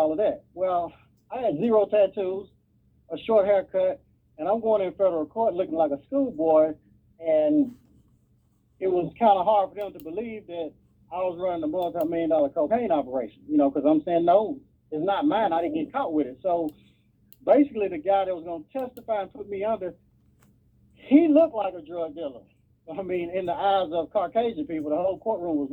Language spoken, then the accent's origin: English; Nashville, Tennessee, United States; I grew up in down south in Nashville, Tennessee.